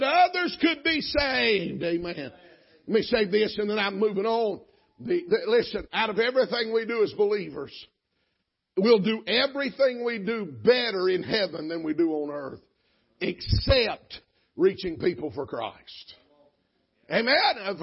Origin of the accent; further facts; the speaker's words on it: Georgia, United States; I'm from Georgia